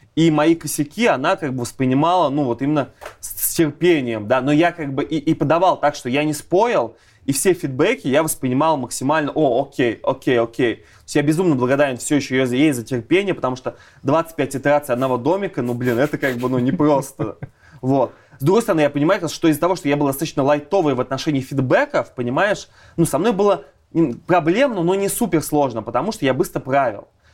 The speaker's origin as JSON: {"language": "Russian", "town": "Ulyanovsk", "region": "Ulyanovsk Oblast", "country": "Russia", "tie": "born or raised there", "moved": "yes", "said": "я из Ульяновска как раз"}